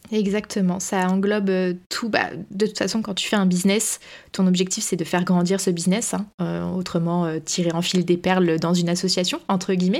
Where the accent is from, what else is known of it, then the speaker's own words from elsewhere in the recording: France; quand on est français